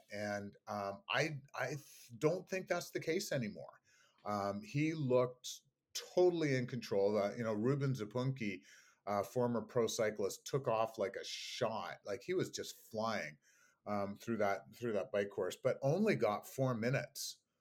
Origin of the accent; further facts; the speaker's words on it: Canada; me being Canadian